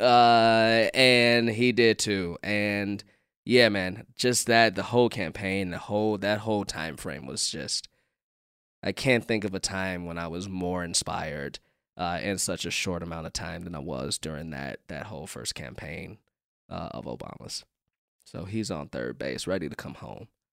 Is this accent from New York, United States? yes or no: no; Chicago, Illinois, United States; being a Chicagoan